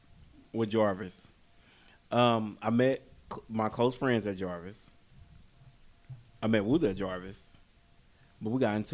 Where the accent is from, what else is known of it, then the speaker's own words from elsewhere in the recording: Fort Worth, Texas, United States; Me and John stayed in the same neighborhood, though. We both from Stop 6.